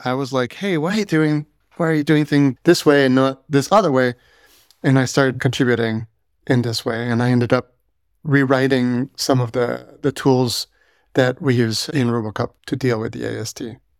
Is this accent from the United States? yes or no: no; Canada; I'm French Canadian